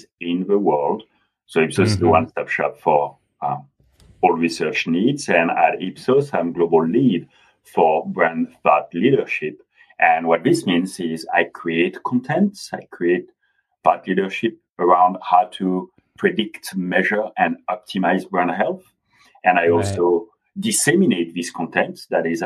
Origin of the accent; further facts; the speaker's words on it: France; accent: French; English is a second language; moved away as an adult; also born or lived in London, United Kingdom; now in Los Angeles, United States; I was born and raised in France, and mm-hmm. I also spent 6 years in the UK, and I graduated in the UK